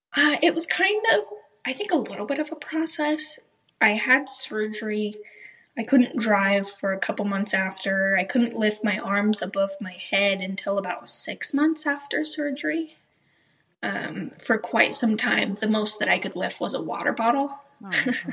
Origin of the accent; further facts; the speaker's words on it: Riverton, Utah, United States; I grew up here locally in Utah, Riverton City